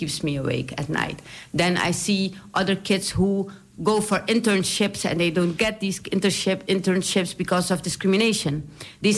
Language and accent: English; Suriname; accent: Surinamese; English is a second language; moved away as an adult; also born or lived in Leiden, Netherlands / Amsterdam Southeast, Netherlands; now in Netherlands; I was born in Leiden, which is also in Holland. But then when I was 5 years old, we went back to Suriname. So I was raised in Suriname. And when I was 20, I came back to the Netherlands to study